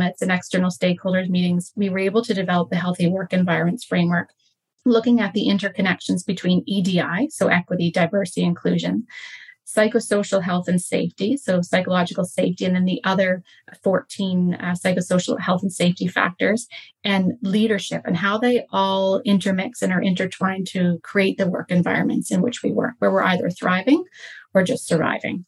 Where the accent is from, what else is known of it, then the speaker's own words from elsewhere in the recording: St. John's, Newfoundland and Labrador, Canada; moved away as an adult; also born or lived in Calgary, Canada; now in Nanaimo, Canada; I grew up in Newfoundland. I'm from there originally.